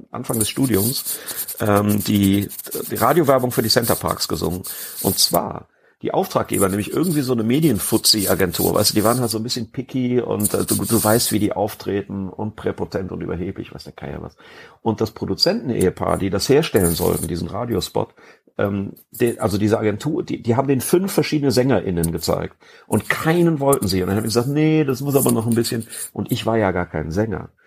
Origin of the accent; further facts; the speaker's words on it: North Rhine-Westphalia, Germany; ich bin im Bergischen Land groß geworden, und da habe ich da auf dem Kinderkarneval im Kurhaus äh, von den … in der … gesungen.